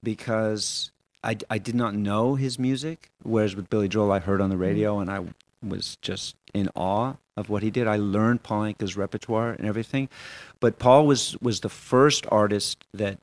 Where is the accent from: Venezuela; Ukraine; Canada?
Canada; Montreal, Quebec; also born or lived in Barcelona; I'm also really proud of being a Quebecer. I'm really proud, you know, that I can speak French and that my wife's French Canadian and I was born here and in Montreal